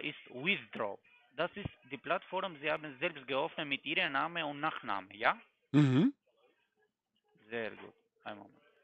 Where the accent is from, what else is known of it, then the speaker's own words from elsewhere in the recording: Germany; Nein, ich komme aus Deutschland. Ich wohne auch in Stuttgart, aber bei Ihrer Stadt meine ich.